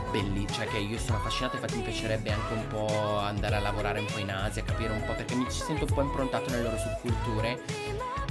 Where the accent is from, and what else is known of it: Milan, Lombardy, Italy